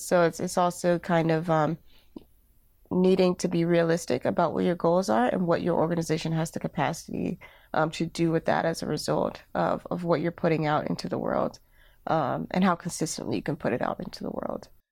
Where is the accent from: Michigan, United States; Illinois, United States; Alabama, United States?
Alabama, United States; moved away as an adult; now in Durham, United States; I am originally from Alabama, and, uh, when I moved to Durham, North Carolina